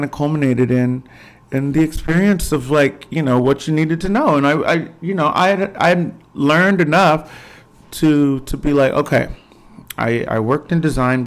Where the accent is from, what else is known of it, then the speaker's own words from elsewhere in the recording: Fort Worth, Texas, United States; also born or lived in Dallas / New York; Yeah, Fort Worth, Texas. Yeah, 11 days old, adopted. And right here, Fort Worth, Texas